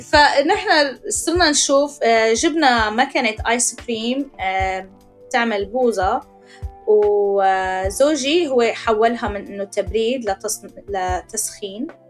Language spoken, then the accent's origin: Arabic; Syria; moved away as an adult; نحن طلعنا من سوريا